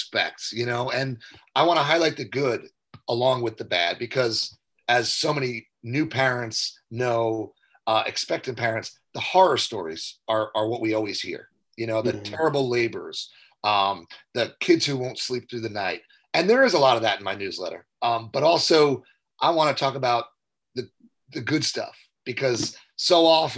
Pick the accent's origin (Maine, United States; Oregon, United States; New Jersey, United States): New Jersey, United States; Jersey Shore; moved away as an adult; also born or lived in Philadelphia / New York City; I was born and raised on the Jersey Shore